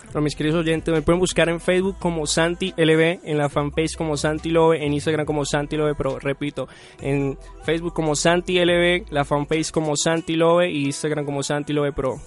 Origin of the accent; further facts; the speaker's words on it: Cali, Valle del Cauca, Colombia; moved away as an adult; now in Medellín, Colombia; yo vengo de Cali, de la ciudad de Cali